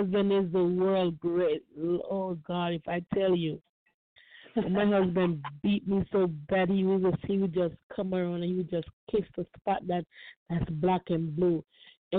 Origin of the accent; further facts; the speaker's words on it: Florida, United States; I'm from Florida